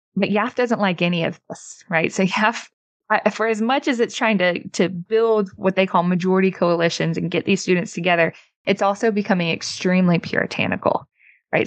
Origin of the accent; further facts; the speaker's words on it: Mississippi, United States; my home state of Mississippi